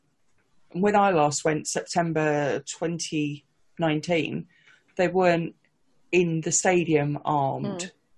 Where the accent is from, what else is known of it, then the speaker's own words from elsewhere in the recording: United Kingdom; But like I say, for us as British people, it's such an unexpected thing.